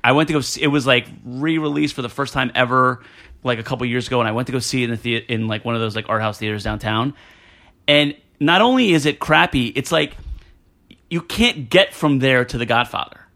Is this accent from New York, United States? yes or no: no; New Jersey, United States; I'm from Jersey